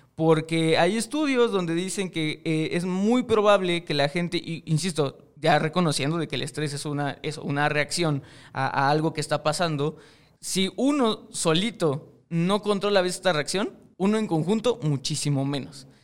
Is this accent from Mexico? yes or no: yes; Mexico; yo estoy en México y soy mexicano y obviamente me crié dentro de una cultura mexicana